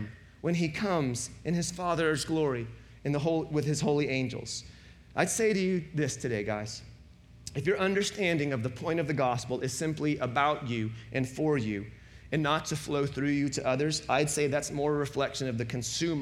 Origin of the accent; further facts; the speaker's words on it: the Bible Belt, United States; growing up in the Bible Belt